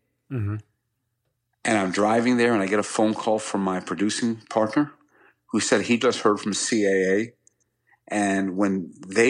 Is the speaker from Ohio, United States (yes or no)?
no; Greenwich, Connecticut, United States; my hometown of Greenwich, Connecticut